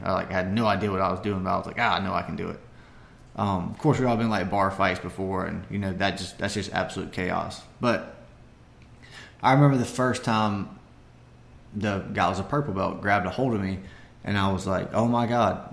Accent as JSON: {"language": "English", "town": "Barnwell", "region": "South Carolina", "country": "United States", "tie": "born or raised there", "said": "my hometown of Barnwell"}